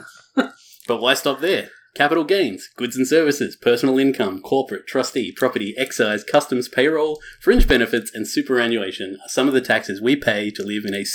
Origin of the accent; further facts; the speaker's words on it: Australia; Being Australian